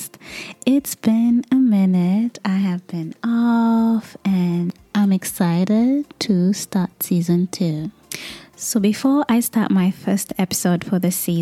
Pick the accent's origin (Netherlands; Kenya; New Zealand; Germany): Kenya; now in United States; I am originally from Kenya, which is in East Africa